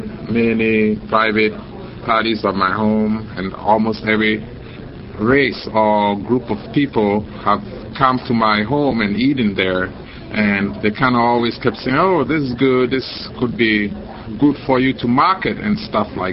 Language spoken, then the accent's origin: English; Accra, Greater Accra, Ghana; moved away as an adult; also born or lived in Cape Coast, Ghana / Hayward, California; now in United States; I was born in Accra. I went to Legon Primary School, went to St. Augustine's College in Cape Coast.